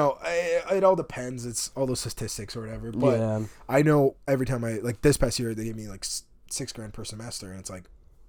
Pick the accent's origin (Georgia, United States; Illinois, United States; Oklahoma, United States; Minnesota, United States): Illinois, United States; Berwyn; moved away as an adult; now in Iowa, United States; I'm from Berwyn. I grew up there all my life, pretty much.